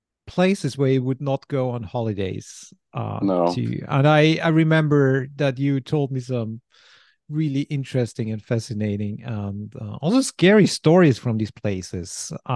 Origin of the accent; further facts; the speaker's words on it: Klagenfurt, Carinthia, Austria; So when I was 16 or 15 or so, I started setting up shows in my hometown in Klagenfurt